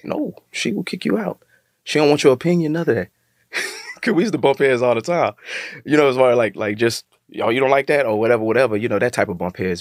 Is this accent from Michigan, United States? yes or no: no; Texas, United States; I'm from Texas